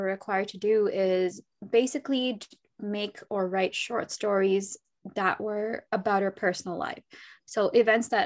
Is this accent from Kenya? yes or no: no; Toronto, Ontario, Canada; I'm from Toronto, Canada.